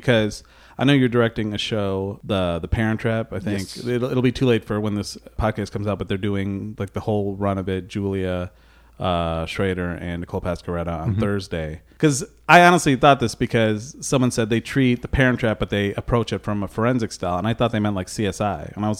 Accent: Dearborn Heights, Michigan, United States; also born or lived in Novi; Yeah, I grew up Dearborn Heights in Novi

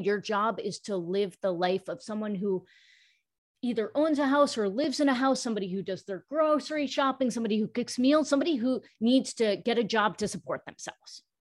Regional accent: New York, United States; I am South Asian. I was born in New York. I'm an American, but my parents were born in India

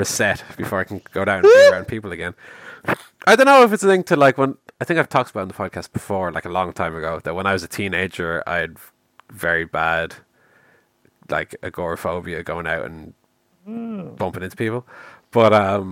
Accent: Ireland; I'm Irish

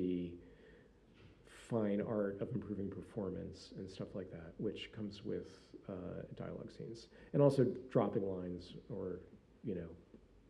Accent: Northeast, United States; I grew up in the Northeast

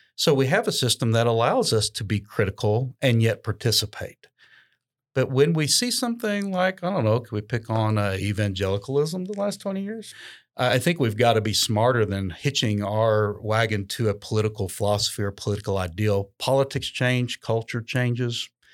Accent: United States; we're definitely Americans

